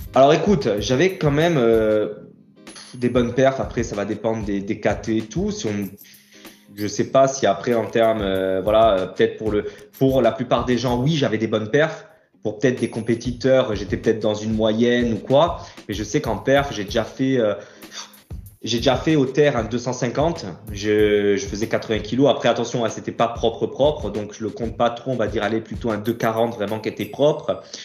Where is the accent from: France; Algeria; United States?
France; Ajaccio, Corsica; je suis né à Ajaccio et j'ai grandi en Corse. Euh, voilà, j'ai toujours vécu en Corse sur Ajaccio.